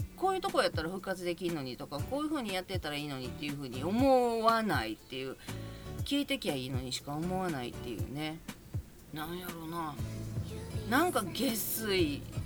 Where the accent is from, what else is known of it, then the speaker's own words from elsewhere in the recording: Kobe, Hyogo, Japan; now in Yokohama, Japan; 私神戸なんですけど実家兵庫県